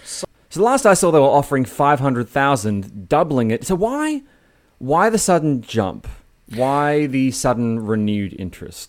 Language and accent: English; Sydney, New South Wales, Australia; moved away as an adult; now in Melbourne, Australia; I grew up in Sydney on the northern beaches, and, uh, I only moved to Melbourne when I was twenty-four